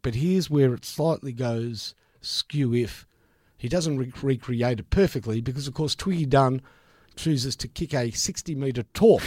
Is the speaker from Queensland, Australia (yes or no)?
no; Victoria, Australia; I said, "Victoria."